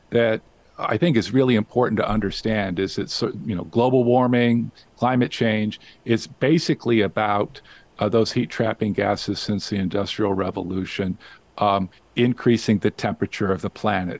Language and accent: English; Las Vegas, Nevada, United States; now in Whidbey Island, United States; I grew up in Las Vegas. I was born in Las Vegas